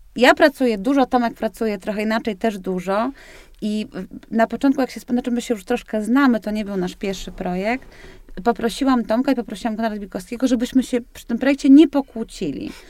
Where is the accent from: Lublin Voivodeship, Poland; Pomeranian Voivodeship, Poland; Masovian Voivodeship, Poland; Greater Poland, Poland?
Pomeranian Voivodeship, Poland; Tricity; jestem z Trójmiasta